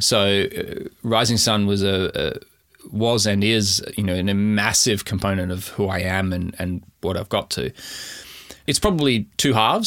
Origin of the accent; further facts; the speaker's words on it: Adelaide, South Australia, Australia; moved away as an adult; also born or lived in Canberra; now in Melbourne, Australia; I grew up in Adelaide, specifically in the Adelaide Hills.